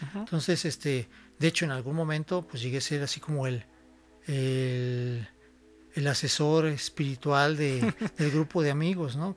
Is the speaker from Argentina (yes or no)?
no; San Miguel de Allende, Guanajuato, Mexico; also born or lived in Celaya; soy este originario de San Miguel, soy san miguelense de corazón, he vivido toda mi vida aquí en San Miguel